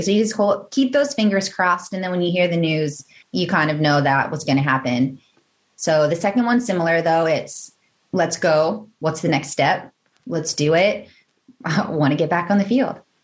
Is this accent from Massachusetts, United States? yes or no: no; Northern Virginia, United States; I grew up in Northern Virginia